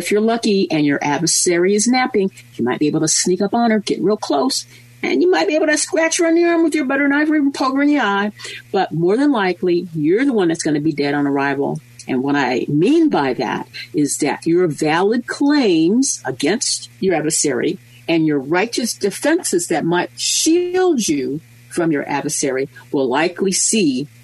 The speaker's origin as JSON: {"language": "English", "country": "United States", "said": "we being American lawyers, we being American insurance policyholders"}